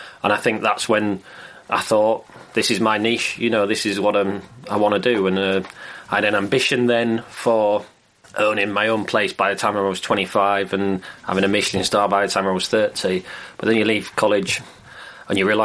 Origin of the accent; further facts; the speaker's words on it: Filey, Yorkshire and the Humber, United Kingdom; I was brought up in Filey on the North Yorkshire coast